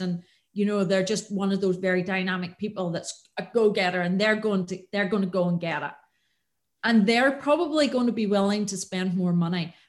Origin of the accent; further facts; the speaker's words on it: Antrim, Northern Ireland, United Kingdom; moved away as an adult; I am from the north. I'm from Antrim originally